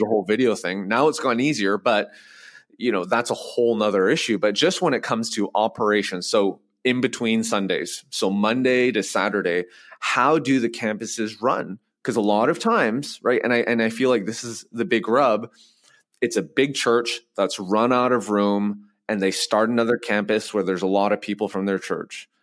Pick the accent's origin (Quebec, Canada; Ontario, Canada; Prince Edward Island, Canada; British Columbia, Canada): British Columbia, Canada; Vancouver; moved away as an adult; now in Nashville, United States; So I grew up in Vancouver